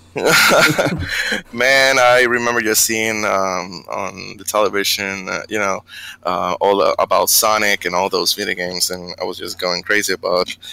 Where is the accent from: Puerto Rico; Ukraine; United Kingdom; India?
Puerto Rico; Bayamón; moved away as an adult; now in Texas, United States; I'm from Puerto Rico, Bayamon